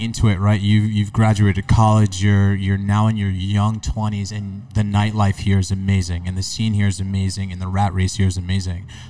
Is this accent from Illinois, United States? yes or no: no; New York City, New York, United States; growing up in New York City